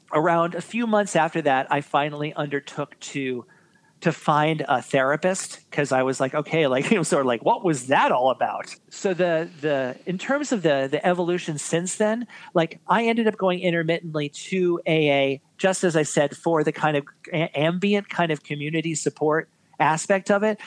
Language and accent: English; New York City, New York, United States; born and born and raised in New York City